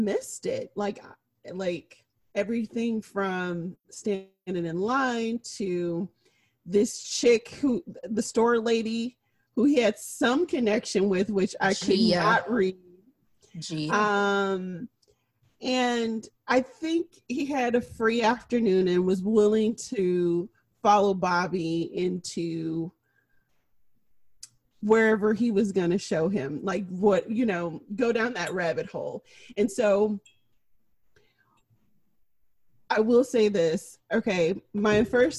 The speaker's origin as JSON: {"language": "English", "region": "Midwest", "country": "United States", "tie": "born or raised there", "said": "I grew up in the Midwest."}